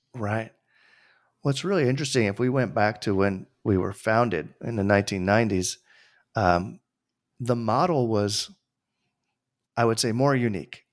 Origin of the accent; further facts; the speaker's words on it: Tarrytown, New York, United States; I grew up, uh, an hour north of New York City. And, uh, with, for those who live in the New York area, that means, like, Westchester. I was born in Tarrytown